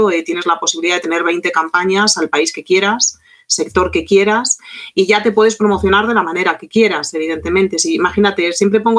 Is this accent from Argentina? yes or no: yes; Argentina; oye, que soy un guía argentino, que hablo francés